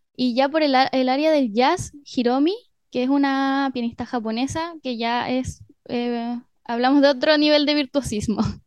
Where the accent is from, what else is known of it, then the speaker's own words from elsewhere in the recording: Mejillones, Antofagasta, Chile; moved away as an adult; also born or lived in Curicó / Arica; now in La Serena, Chile; Después viví en Arica hasta los ocho años. Luego me fui a Mejillones, que es un pueblo que queda a una hora de Antofagasta. Ahí estuve hasta los 18.